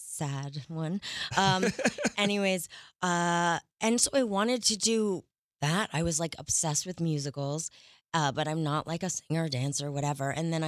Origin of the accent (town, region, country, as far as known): Montreal, Quebec, Canada